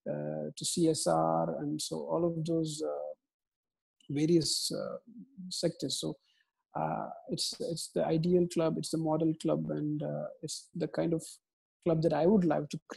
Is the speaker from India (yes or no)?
yes; India; it's from my home country india